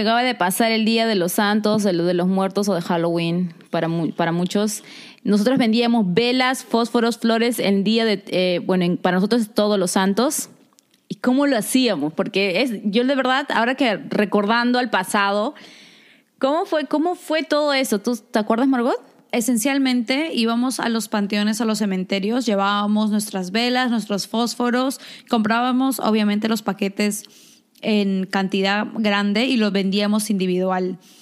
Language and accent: Spanish; Lima, Peru; moved away; como nosotros vivimos en San Juan del Urigancho